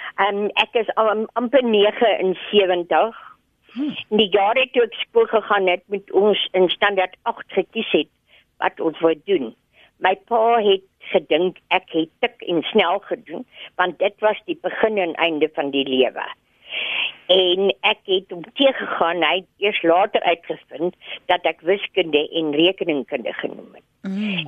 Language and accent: Afrikaans; South Africa; ons Suid-Afrikaners